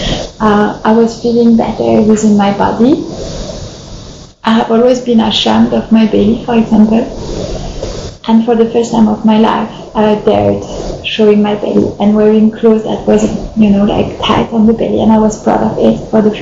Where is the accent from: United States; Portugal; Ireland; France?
France; I grew up in France